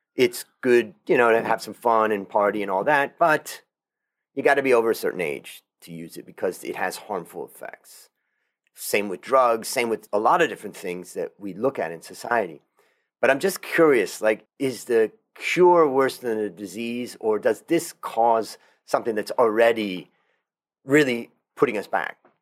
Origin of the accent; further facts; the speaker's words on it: United States; moved away as an adult; now in Thailand; an American that left America thirty years ago, came to Thailand and kinda built more of an international life